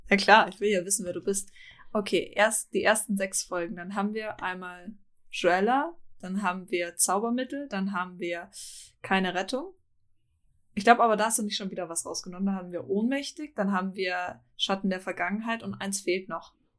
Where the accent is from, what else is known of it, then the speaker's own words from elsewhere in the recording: Germany; ich eigentlich gebürtig Deutsch bin